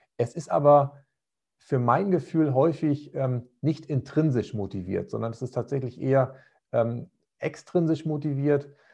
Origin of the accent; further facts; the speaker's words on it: Northern Germany, Germany; bei uns in Norddeutschland